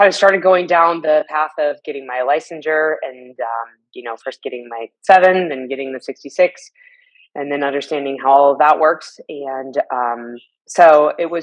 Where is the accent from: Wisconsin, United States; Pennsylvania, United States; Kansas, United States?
Kansas, United States; Lawrence; also born or lived in Seattle, Washington; my hometown of Lawrence, Kansas